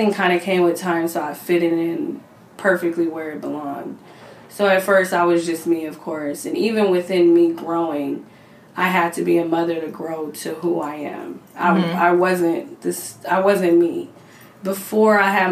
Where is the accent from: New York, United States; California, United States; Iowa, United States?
California, United States; Cerritos; also born or lived in Los Angeles area; I'm from Cerritos, but I've been everywhere in the LA area